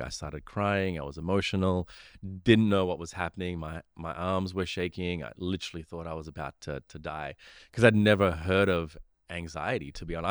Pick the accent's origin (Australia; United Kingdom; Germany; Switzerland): Australia; also born or lived in Sri Lanka; I grew up in Australia